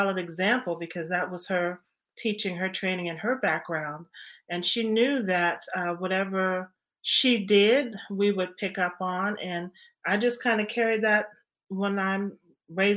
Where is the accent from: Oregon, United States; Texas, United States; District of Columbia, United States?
District of Columbia, United States; Washington; born or raised there